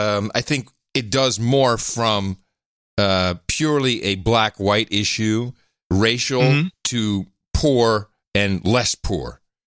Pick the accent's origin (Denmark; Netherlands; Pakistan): Netherlands; moved away; Growing up in the Netherlands, in the Dutch school system